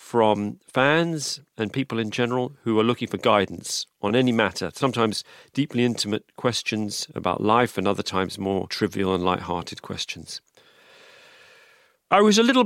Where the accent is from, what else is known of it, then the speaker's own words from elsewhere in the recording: London, United Kingdom; also born or lived in New York / Los Angeles; I grew up in London, and then I've lived in New York, and I've lived